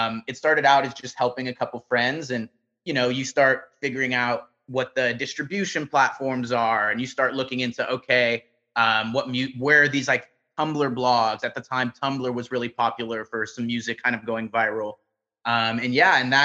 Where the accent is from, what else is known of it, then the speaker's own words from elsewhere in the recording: Los Angeles, California, United States; I grew up in Van Nuys, which is just kind of like a few miles away from where I am now, deeper into the valley. And yeah, I was born and raised out here